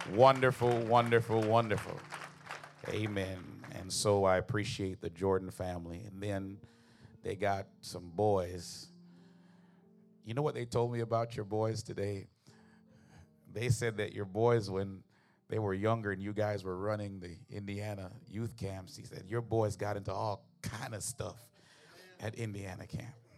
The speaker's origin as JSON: {"language": "English", "country": "Jamaica", "moved": "yes", "said": "I'm originally from Jamaica"}